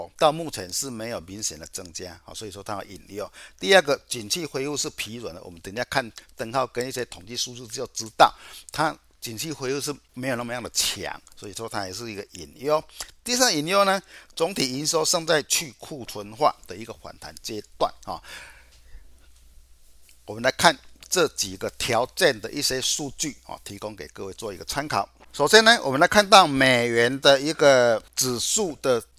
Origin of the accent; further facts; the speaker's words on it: Chiayi, Taiwan; 各位，我是金钱报的现场朋友，大家好，